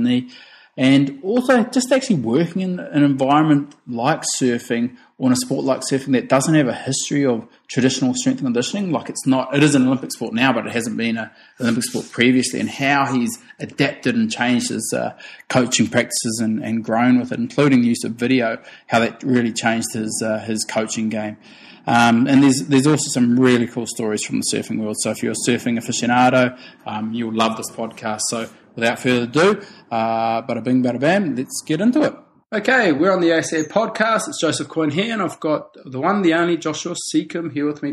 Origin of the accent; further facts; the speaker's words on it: New Zealand; I grew up in New Zealand